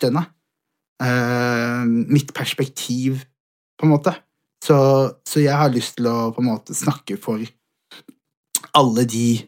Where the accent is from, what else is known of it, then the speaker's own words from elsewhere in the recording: Somalia; Jeg er, fra, jeg er utlending, jeg er somalier, 100 født og, eh, altså sånn, begge, fra begge sider.